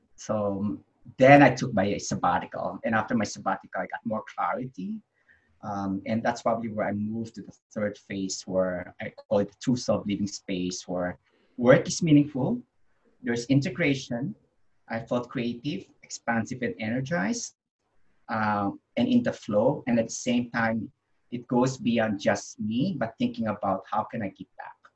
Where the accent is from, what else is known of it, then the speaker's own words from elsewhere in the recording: Philippines; I was born in the Philippines